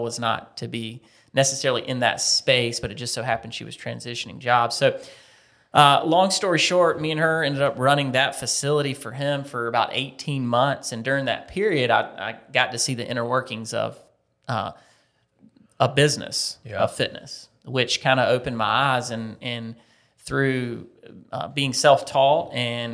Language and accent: English; Lancaster, South Carolina, United States; moved away as an adult; now in Columbia, United States; I grew up in Lancaster, South Carolina, okay. About 60 miles north.